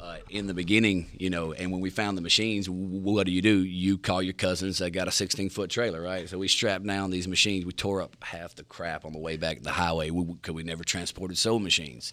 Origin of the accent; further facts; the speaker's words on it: Mississippi Delta, United States; I'm from the Mississippi Delta